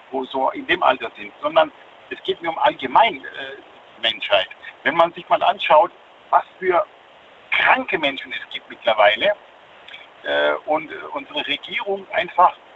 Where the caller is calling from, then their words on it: Karlsruhe, Baden-Württemberg, Germany; Ich komme aus dem Land Karlsruhe, Baden-Württemberg.